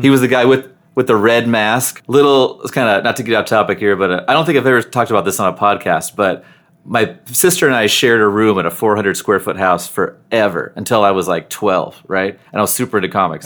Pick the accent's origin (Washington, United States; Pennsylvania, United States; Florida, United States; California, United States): Washington, United States; Seattle; I grew up in North Seattle in an area called Northgate